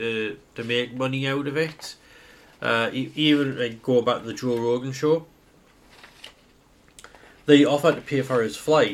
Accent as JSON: {"language": "English", "country": "United Kingdom", "said": "as a British person"}